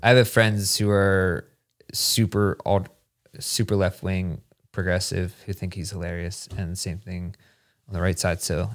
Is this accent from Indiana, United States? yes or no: no; Hershey, Pennsylvania, United States; moved away; I grew up outside of Hershey